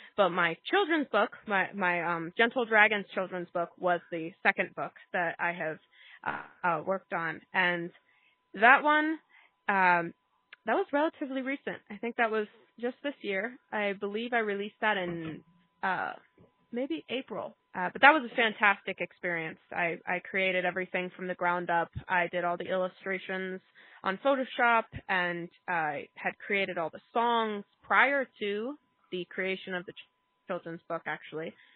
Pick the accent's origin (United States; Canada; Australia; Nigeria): United States; Tucson, Arizona; now in New Mexico, United States; I'm originally from Tucson, Arizona